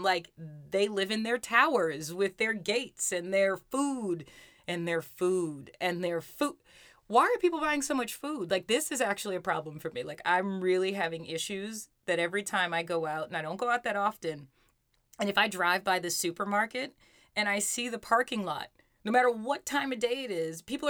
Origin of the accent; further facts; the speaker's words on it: New York City, New York, United States; we grew up in Brooklyn and then we moved to Queens